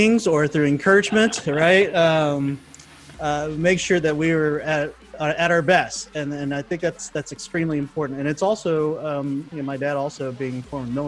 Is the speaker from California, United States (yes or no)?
no; Dallas, Texas, United States; moved away as an adult; now in Toronto, Canada; I grew up in Dallas when there wasn't a whole lot of Hmong people around